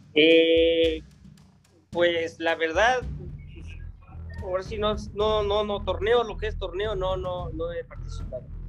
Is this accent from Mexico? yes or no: yes; Mancuernas, Puebla, Mexico; mi pueblito está al noreste del estado de Puebla. Se llama Mancuernas, es un pueblo muy chiquito